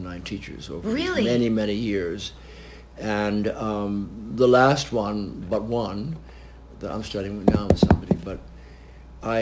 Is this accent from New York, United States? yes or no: yes; Westchester County, New York, United States; also born or lived in Washington, D.C.; now in New York, United States; I was born in Westchester County, so I would go in and I knew New York.